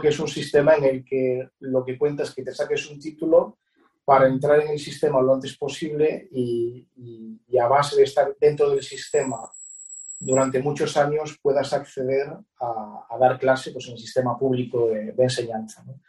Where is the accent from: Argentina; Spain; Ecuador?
Spain; Betanzos, Galicia; en mi pueblo Betanzos hay una banda